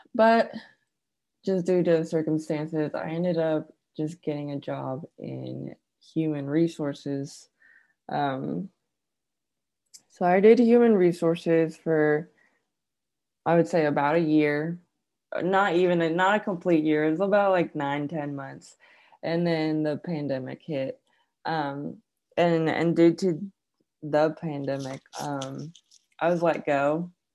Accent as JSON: {"language": "English", "region": "California", "country": "United States", "tie": "born or raised there", "also_born_or_lived": "Arkansas", "moved": "yes", "lives_now": "Chattanooga, United States", "said": "i was born and raised in california"}